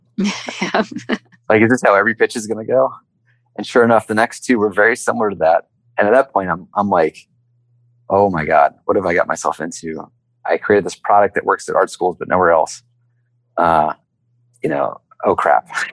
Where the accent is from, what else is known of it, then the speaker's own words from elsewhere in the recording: Lawrenceville, Georgia, United States; I grew up in a really small town in the state of Georgia a uh, place called Lawrenceville